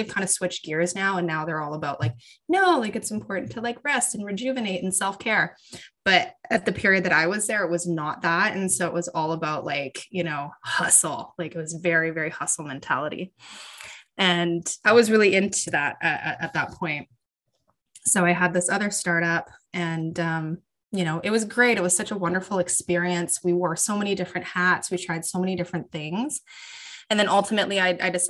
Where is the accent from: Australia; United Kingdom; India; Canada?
Canada; born or raised there